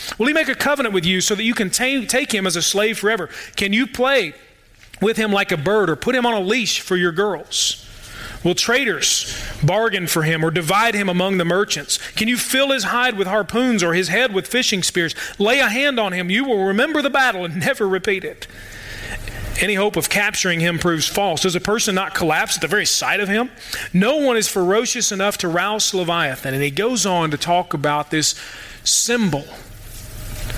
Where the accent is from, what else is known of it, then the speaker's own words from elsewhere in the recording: Louisville, Kentucky, United States; now in Murray, United States; I'm from Louisville too.